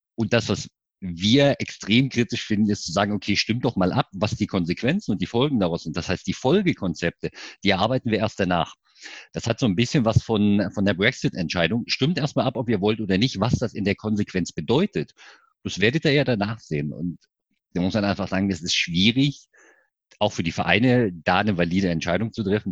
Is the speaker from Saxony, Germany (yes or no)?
yes; Görlitz, Saxony, Germany; now in Leipzig, Germany; wohnhaft in Leipzig, gebürtiger Görlitzer. Das heißt Ossi wirklich